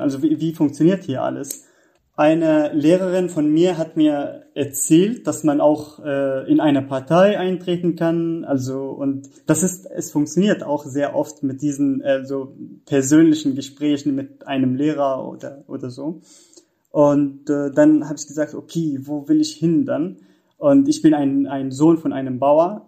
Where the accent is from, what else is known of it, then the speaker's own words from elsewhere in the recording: Syria; German is a second language; moved away as an adult; now in Germany; ich komme aus Syrien und da, ähm, ja, ich, ich habe dort Jura studiert